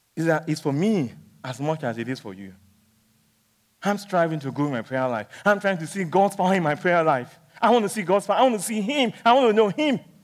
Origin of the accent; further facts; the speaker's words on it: Nigeria; when I was young, growing up in Nigeria